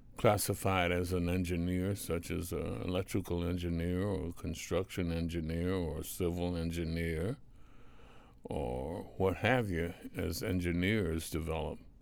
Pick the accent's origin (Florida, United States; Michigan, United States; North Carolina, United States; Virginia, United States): North Carolina, United States; Reidsville; little small town in North Carolina, Reedsville, the home of the Lucky Strike cigarette